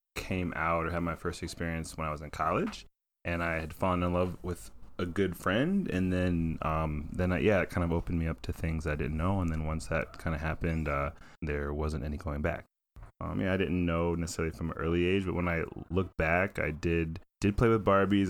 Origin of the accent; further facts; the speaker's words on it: Wooster, Ohio, United States; moved away as an adult; now in Columbus, United States; I'm from Worcester, Ohio